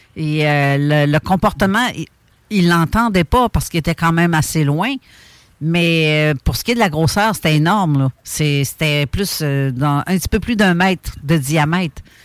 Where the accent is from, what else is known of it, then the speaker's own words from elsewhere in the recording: Montreal, Quebec, Canada; on a le stade olympique chez nous, à Montréal.